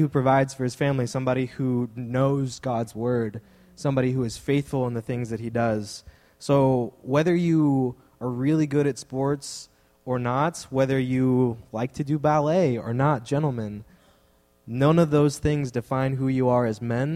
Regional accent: Texas, United States; I'm from Texas

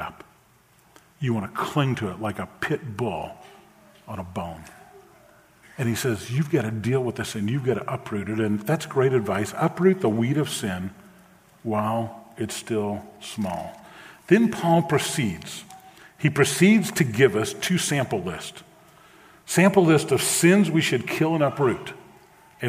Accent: New Orleans, Louisiana, United States; I grew up in New Orleans in the 60s and 70s

